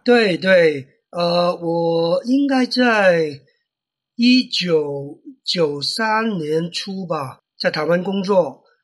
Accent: Hong Kong; Chinese is a second language; also born or lived in Taiwan; 我这个上港人

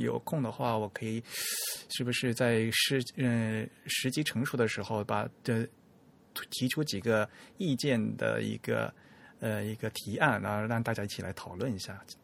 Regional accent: China; 在我们大陆这边

